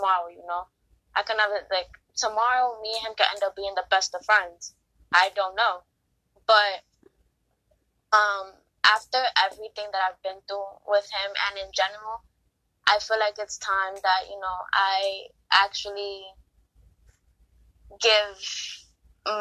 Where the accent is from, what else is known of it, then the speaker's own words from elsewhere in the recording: New York City, New York, United States; I grew up in the Bronx, so I'm a Bronx girl